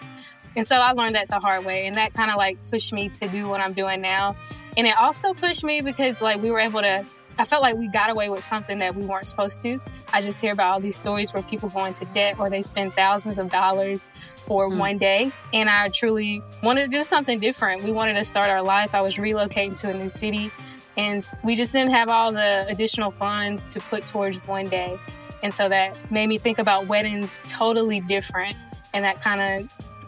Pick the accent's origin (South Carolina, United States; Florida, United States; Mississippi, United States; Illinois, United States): Mississippi, United States; South; I am born and raised in South Mississippi, so yes, I am a country girl.